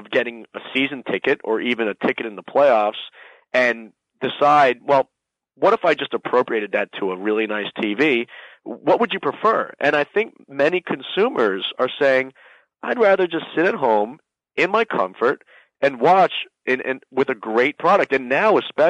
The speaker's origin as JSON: {"language": "English", "town": "Miami", "region": "Florida", "country": "United States", "tie": "born or raised there", "said": "my hometown, Miami"}